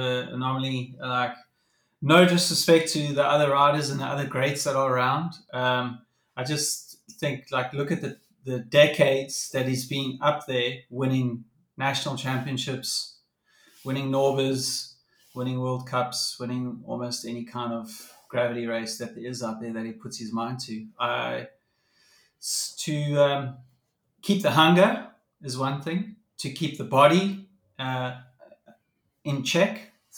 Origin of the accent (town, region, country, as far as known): South Africa